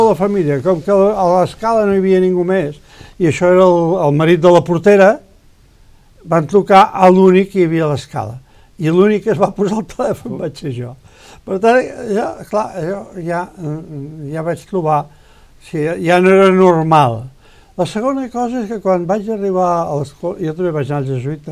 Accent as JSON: {"language": "Catalan", "town": "Vallirana", "region": "Catalonia", "country": "Spain", "tie": "born or raised there", "said": "meu poble era Vallirana"}